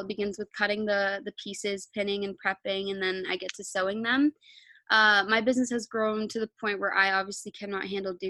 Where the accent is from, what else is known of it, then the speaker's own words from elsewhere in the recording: Canada; I'm 19 years old and I'm from Canada.